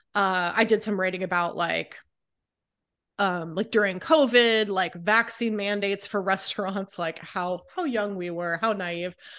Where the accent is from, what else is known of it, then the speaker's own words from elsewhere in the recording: Raleigh, North Carolina, United States; moved away as an adult; also born or lived in Southern California; now in Philadelphia, United States; I grew up in California and then North Carolina